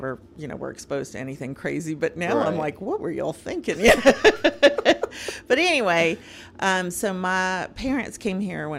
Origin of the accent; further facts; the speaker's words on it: Bogota, Bogotá Capital District, Colombia; born there; So I was born in Colombia. I was born in Bogota, but my parents were from Cali.